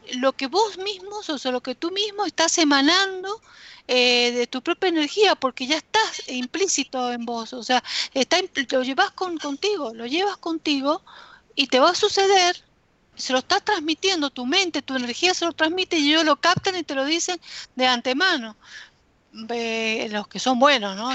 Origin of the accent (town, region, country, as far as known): Argentina